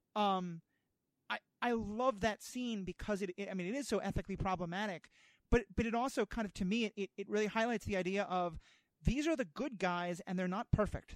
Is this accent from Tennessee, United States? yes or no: no; New York City, New York, United States; moved away; I grew up in New York City. I used to live there